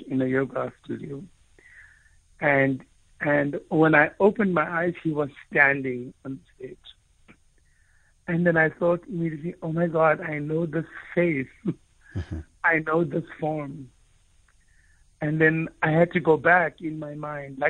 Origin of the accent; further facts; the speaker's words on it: South Africa; first language Afrikaans; English is a second language; growing up in a community that was predominantly Afrikaans-speaking, Afrikaans is my mother tongue